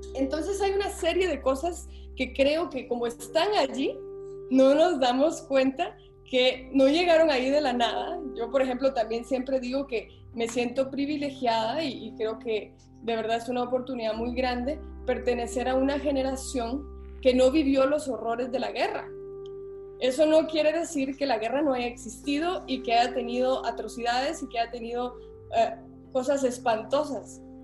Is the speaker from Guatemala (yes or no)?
yes; Guatemala; yo me considero una centroamericana nacida en Guatemala